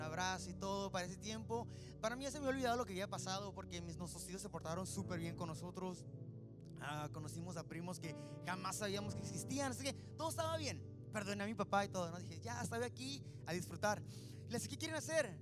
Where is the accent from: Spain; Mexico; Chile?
Mexico; Mexicali, Baja California; moved away; nací en Mexicali y vivíamos así como comiendo para salir Río Colorado. Se llama el ejido del ejido Jiquilpan